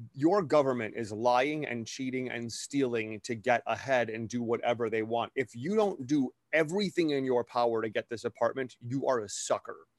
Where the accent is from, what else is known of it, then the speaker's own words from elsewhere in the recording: Wisconsin, United States; growing up in Wisconsin, we had something like this